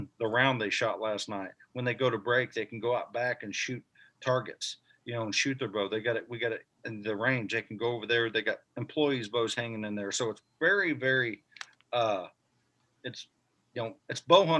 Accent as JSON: {"language": "English", "region": "Missouri", "country": "United States", "tie": "born or raised there", "said": "my home state here in Missouri"}